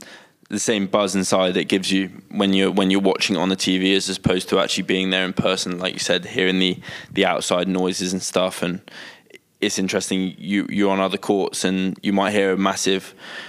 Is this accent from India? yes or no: no; United Kingdom; especially being British